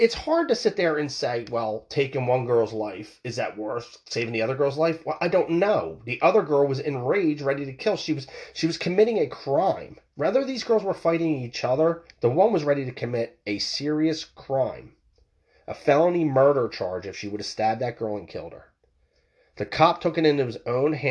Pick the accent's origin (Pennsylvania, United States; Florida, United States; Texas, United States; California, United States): Pennsylvania, United States; Philadelphia; I'm from the Philadelphia area myself